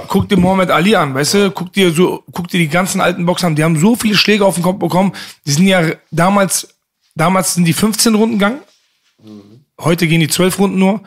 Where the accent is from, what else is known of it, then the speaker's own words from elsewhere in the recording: Bochum, North Rhine-Westphalia, Germany; also born or lived in Leverkusen; ich bin in Leverkusen geboren mhm. ne, und im Alter von vier sind wir dann nach Bochum gezogen